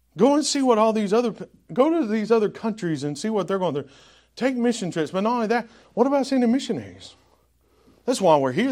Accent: the South, United States; accent: Southern drawl; now in New England, United States; because I'm from the South and I've got that Southern draw, which I don't know that I'll ever lose

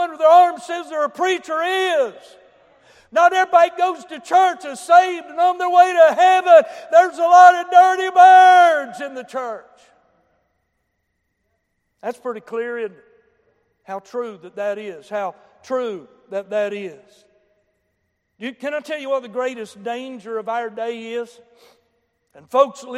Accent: Boone County, West Virginia, United States; I come from Boone County

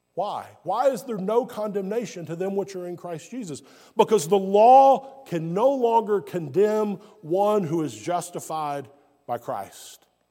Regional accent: Alabama, United States; also born or lived in South Carolina / Georgia; now in North Carolina, United States; I was born in Alabama, deep south, what many would refer to as the Bible Belt of the United States. And my life experience has been in Alabama, South Carolina, and now I live in North Carolina.

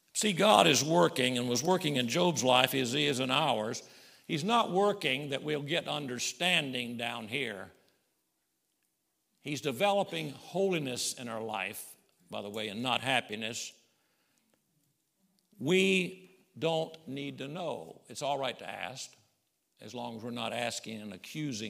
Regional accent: Summerville, South Carolina, United States; My daddy and mama, they were from Arkansas, and we grew up in South Carolina, Somerville, down around Charleston.

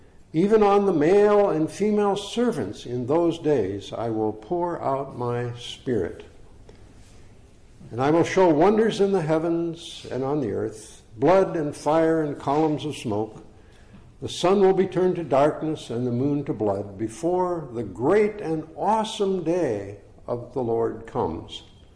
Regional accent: Minnesota, United States; moved away as an adult; also born or lived in Orangeville, Ontario / Ottawa, Ontario; So I'm originally from Minnesota, and we have come back

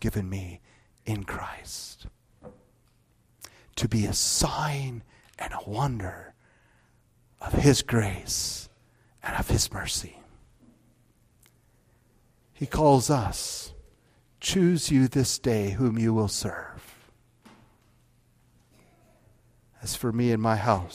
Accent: Northwest Iowa, United States; moved away as an adult; also born or lived in Grand Rapids, Michigan; I grew up in Northwest Iowa

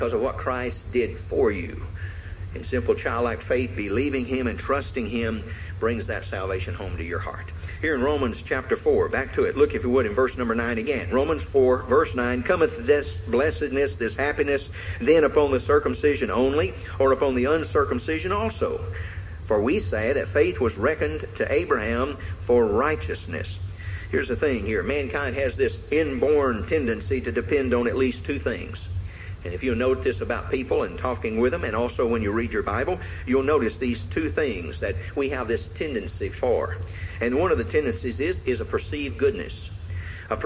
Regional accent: the South, United States; when I grew up in the South

